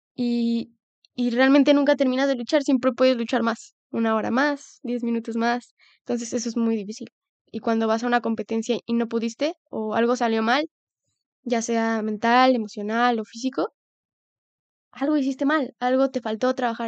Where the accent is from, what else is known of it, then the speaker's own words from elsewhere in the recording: Mexico; como país latinoamericano o México